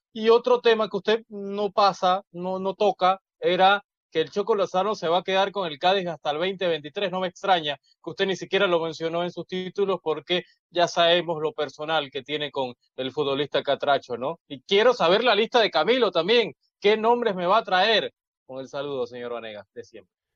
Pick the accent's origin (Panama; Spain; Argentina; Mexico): Panama; como panameño